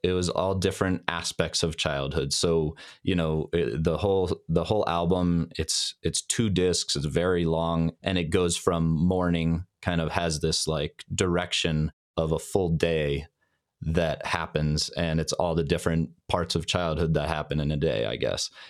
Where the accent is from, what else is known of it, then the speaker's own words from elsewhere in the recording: Denver, Colorado, United States; we grew up in Denver, Colorado, which is where I live still today.